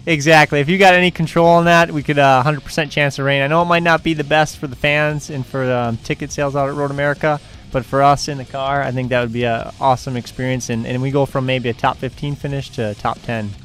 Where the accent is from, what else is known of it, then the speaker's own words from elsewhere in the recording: Elkhart Lake, Wisconsin, United States; as a kid growing up in Elkhart